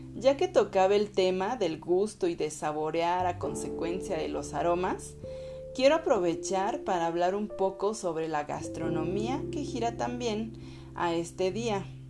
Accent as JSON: {"language": "Spanish", "country": "Mexico", "said": "soy mexicana"}